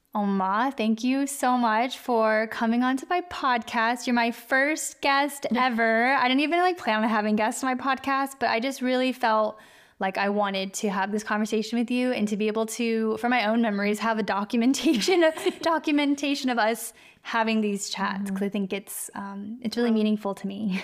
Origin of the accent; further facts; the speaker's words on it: Kentucky, United States; moved away; I was born in Kentucky, which is where my dad is from